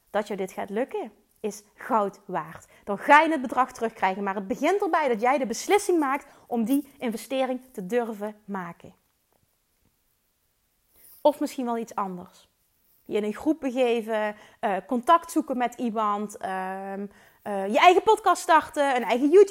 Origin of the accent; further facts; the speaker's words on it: Limburg, Netherlands; Ik kom uit Limburg, maar ze waarschijnlijk vinden waarschijnlijk mijn accent wel super stom.